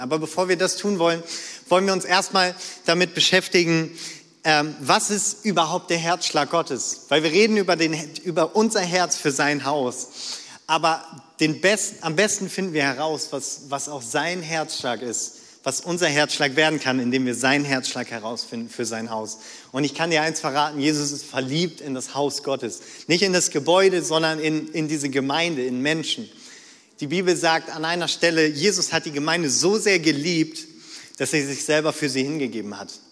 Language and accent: German; North Rhine-Westphalia, Germany; moved away; ich komme so ganz nah an der niederländischen Grenze, okay, von, vom Niederrhein